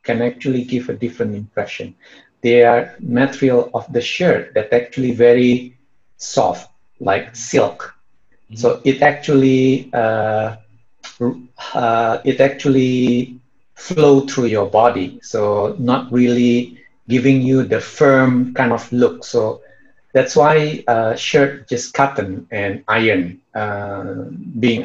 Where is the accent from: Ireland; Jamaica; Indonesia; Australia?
Indonesia; English is a second language